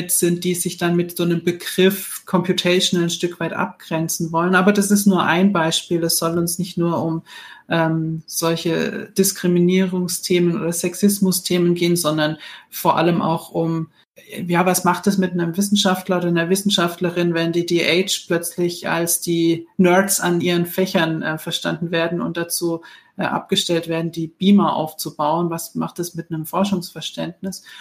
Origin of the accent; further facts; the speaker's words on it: Heidelberg, Baden-Württemberg, Germany; Ich bin …, ich bin Theologe aus Heidelberg.